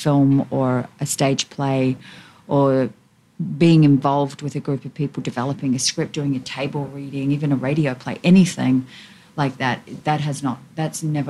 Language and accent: English; Australia; I'm Australian